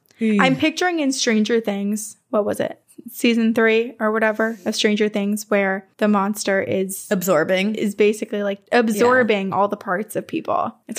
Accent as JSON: {"language": "English", "region": "South Carolina", "country": "United States", "tie": "born or raised there", "said": "I'm unsure if y'all know this low country legend. I was raised in South Carolina, where the Gullah people are located."}